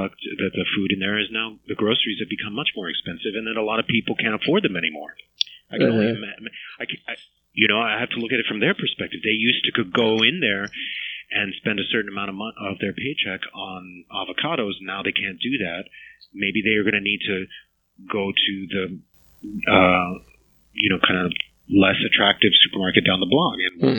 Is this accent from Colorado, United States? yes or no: no; New York City, New York, United States; I was born in 74, and I grew up in Queens